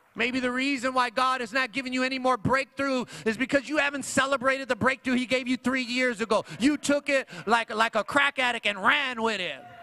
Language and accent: English; Long Beach, California, United States; also born or lived in Paramount, California; I grew up on that side of Long Beach, like far west side. That I grew up on Wilmington and Carson